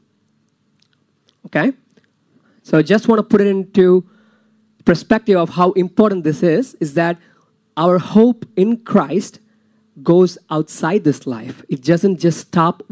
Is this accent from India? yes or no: yes; India; moved away; I'm from India